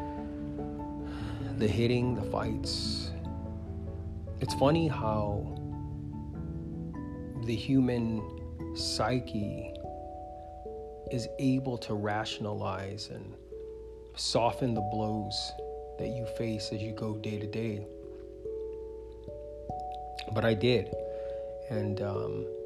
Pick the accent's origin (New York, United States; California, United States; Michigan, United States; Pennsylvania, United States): California, United States; Vallejo; I was born in the Bay Area of California, a city called Vallejo